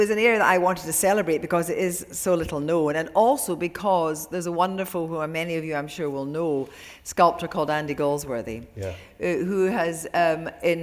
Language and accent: English; Ayr, Scotland, United Kingdom; I went to school with Italian-Scottish girls when I was at school in Ayr